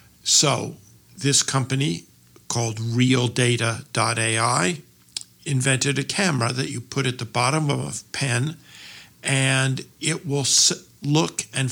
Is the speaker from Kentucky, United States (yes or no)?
no; Cambridge, Massachusetts, United States; Cambridge, Massachusetts.